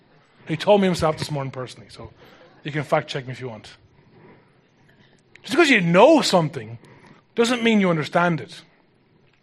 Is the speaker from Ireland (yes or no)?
yes; Ireland; as an Irish person